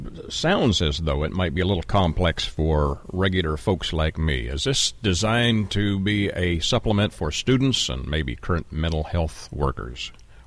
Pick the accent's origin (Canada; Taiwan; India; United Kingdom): Canada; I'm Canadian